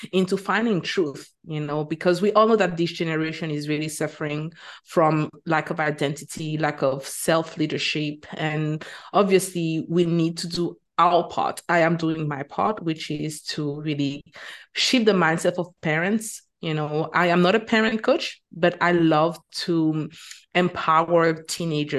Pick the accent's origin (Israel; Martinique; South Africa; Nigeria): Martinique; moved away as an adult; also born or lived in Bahamas / United Kingdom; now in Qatar; I teach French because I am originally from Martinique, which is a French Caribbean island